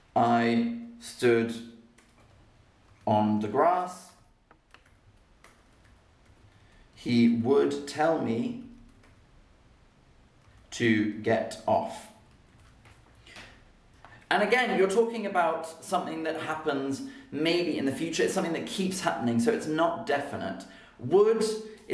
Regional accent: Oxford, South East England, United Kingdom; accent: RP; also born or lived in London; I was born in London, and I grew up in Oxford.

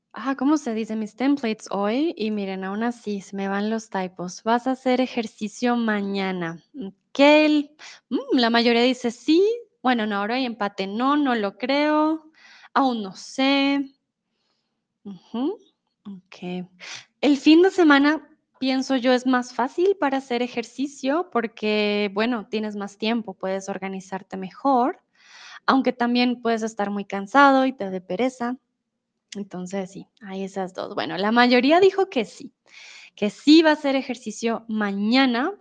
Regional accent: Colombia; soy de Colombia

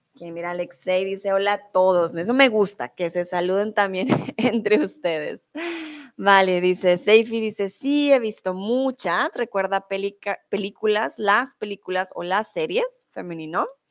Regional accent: Colombia; also born or lived in Mexico; now in Germany; soy de Colombia, comúnmente vivo en Alemania

